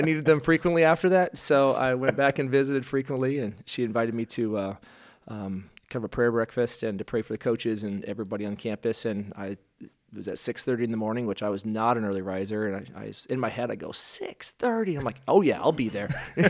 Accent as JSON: {"language": "English", "town": "Rhinebeck", "region": "Iowa", "country": "United States", "tie": "born or raised there", "said": "Well, I hail from Rhinebeck, Iowa, which is a town of 2,000 up by Cedar Falls, and grew up there in a kind of a non-believing household."}